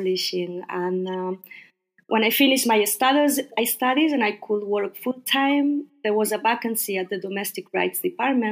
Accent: Barcelona, Catalonia, Spain; moved away as an adult; now in Beijing, China; I'm Spanish. I'm from Barcelona

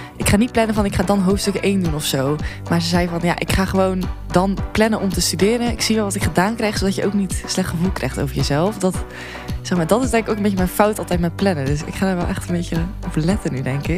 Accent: Zeeland, Netherlands; moved away as an adult; also born or lived in Tilburg; ik kwam uit Zeeland en ik eh, ging studeren in Tilburg.

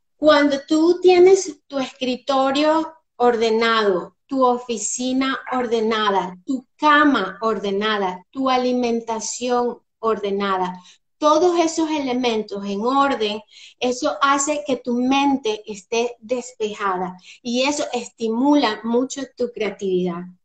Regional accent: Venezuela; moved away as an adult; also born or lived in Spain / England; now in Scotland, United Kingdom; Soy venezolana, y bueno, después de un largo peregrinaje por varios países, entre ellos España, Inglaterra

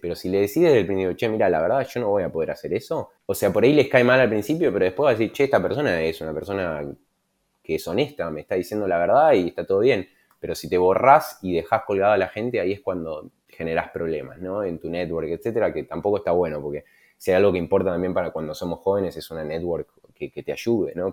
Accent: Argentina; siendo argentino

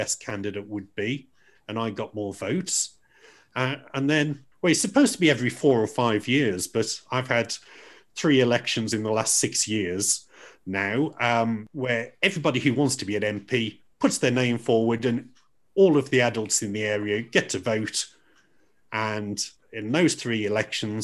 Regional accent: Dudley, West Midlands, United Kingdom; also born or lived in Stourbridge; I'm from Dudley. I mean, I still live in Stourbridge, and I went to school in Stourbridge

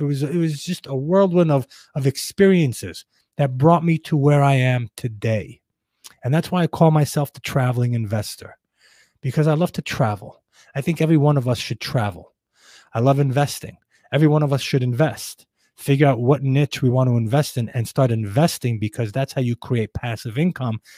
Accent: New York City, New York, United States; growing up in Brooklyn, in uh, in a you know not best part of Brooklyn

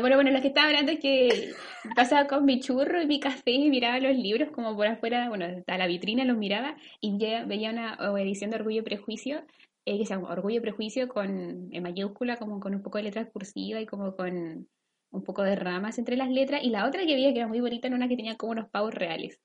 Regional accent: Concepción, Biobío, Chile; nosotros estudiábamos en el centro como de Concepción, nuestro colegio está en el centro

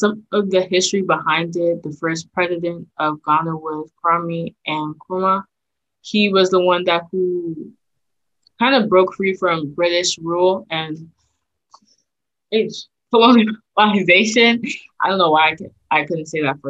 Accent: United States; I was raised in the States

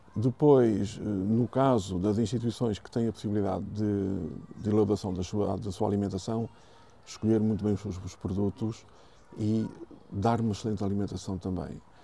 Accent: Sintra, Lisbon, Portugal; a zona de Lisboa, Sintra, que nós temos aqui, eh, tenho muito orgulho na minha terra

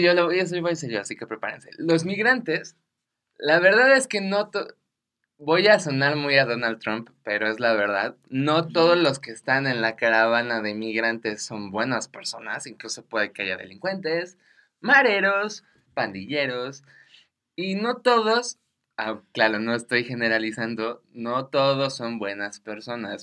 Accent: Mexico; a mí como ciudadano mexicano

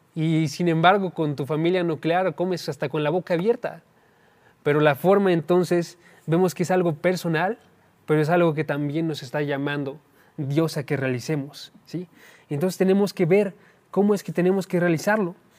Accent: Oaxaca, Mexico; moved away; yo soy de Oaxaca, entonces cuando estaba yo en Oaxaca tenía parientes aquí

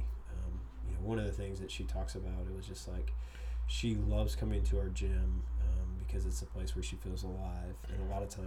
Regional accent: Tomball, Texas, United States; moved away as an adult; also born or lived in San Marcos, Texas; now in Austin, United States; we grew up down around Houston

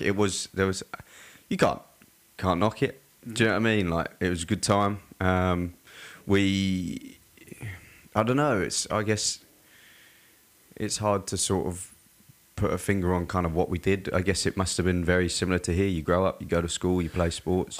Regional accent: Surrey, South East England, United Kingdom; now in Australia; I was born and raised in England. Mm-hmm. Um, yeah, in like a place called Surrey, so it's like south of London by about 45 minutes

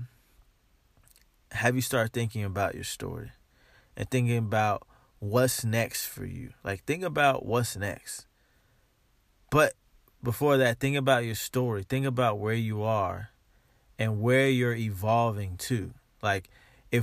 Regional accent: United States; I am African American

